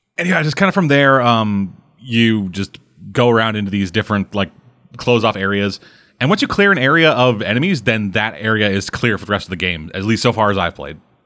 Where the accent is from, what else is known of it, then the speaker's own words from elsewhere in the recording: Canada; You guys make Canadian jokes at me